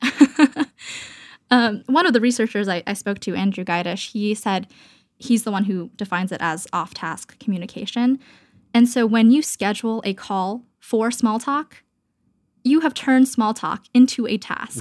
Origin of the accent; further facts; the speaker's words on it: Canada; moved away as an adult; now in Brooklyn, United States; I am Canadian